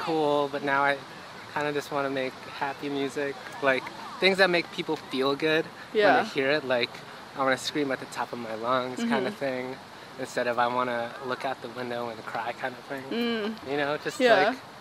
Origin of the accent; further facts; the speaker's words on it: Rockville, Maryland, United States; also born or lived in Silver Spring, Maryland; growing up in Rockville and Silver Spring before